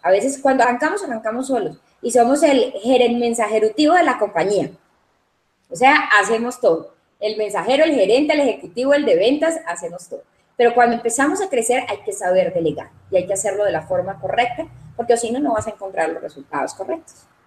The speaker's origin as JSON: {"language": "Spanish", "town": "Cali", "region": "Valle del Cauca", "country": "Colombia", "tie": "born or raised there", "also_born_or_lived": "Medellín, Colombia", "said": "realmente nací en la ciudad de Medellín, soy paisa, lo llevo en la sangre, pero Cali es la ciudad que me acogió desde muy pequeña"}